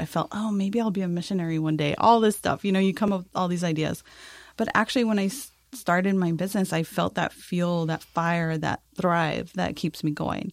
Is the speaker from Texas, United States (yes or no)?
yes; El Paso, Texas, United States; now in San Antonio, United States; I'm originally from El Paso, Texas. Came to San Antonio, of course.